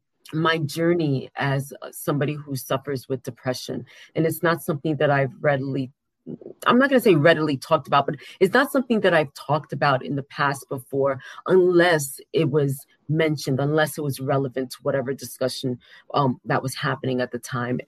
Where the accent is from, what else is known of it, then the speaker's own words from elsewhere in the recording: New York City, New York, United States; I am from Queens, New York